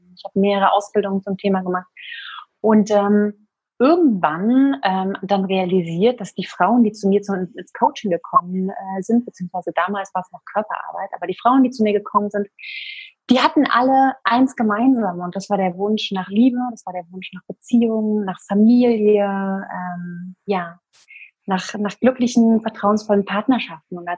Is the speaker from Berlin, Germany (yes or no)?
yes; Berlin, Germany; ich bin äh, 34, ich komme aus Berlin und wohne hier zusammen mit meinem kleinen Sohn